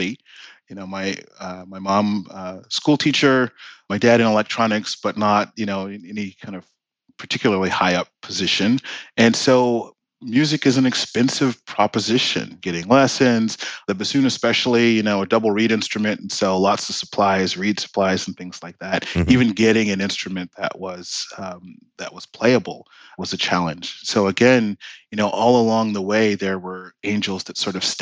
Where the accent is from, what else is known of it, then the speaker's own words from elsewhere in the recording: Washington, District of Columbia, United States; I grew up in Washington, D.C.